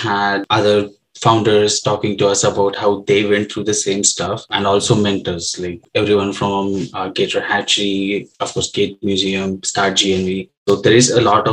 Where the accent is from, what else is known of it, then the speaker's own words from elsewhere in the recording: Kolhapur, Maharashtra, India; moved away as an adult; now in United States; I'm from Kolhapur, which is a small city, short drive from where Parth is from, Mumbai. And I grew up till my high school in the same town